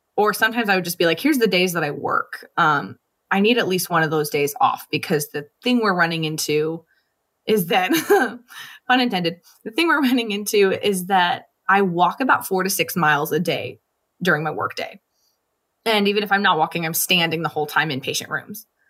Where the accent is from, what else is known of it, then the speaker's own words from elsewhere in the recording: Los Angeles, California, United States; I'm from Los Angeles. I lived at the beach in our flip-flops all the time